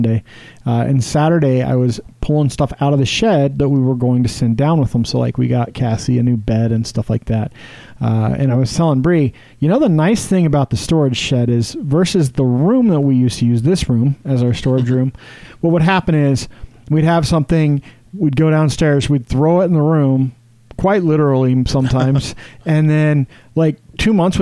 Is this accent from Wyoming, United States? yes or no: yes; Wyoming, United States; moved away as an adult; now in Utah, United States; So I grew up in Wyoming, and in high school, we would have keggers.